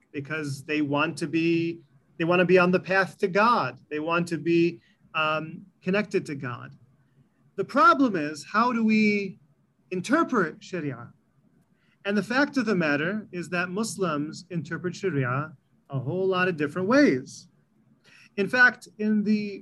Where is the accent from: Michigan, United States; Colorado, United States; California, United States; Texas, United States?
Michigan, United States; East Lansing; also born or lived in Illinois; I was born in the late 70s in the greater Lansing area. I was raised in East Lansing, Michigan. My parents are from Egypt